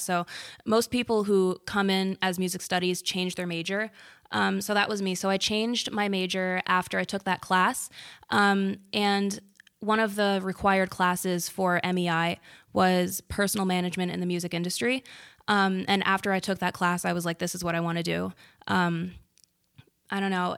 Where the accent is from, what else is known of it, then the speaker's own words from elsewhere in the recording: Bloomfield, New Jersey, United States; I'm from Bloomfield.